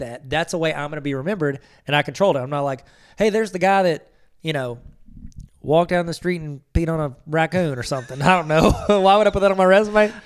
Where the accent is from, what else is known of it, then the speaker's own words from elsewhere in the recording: Ohio, United States; I'm from Ohio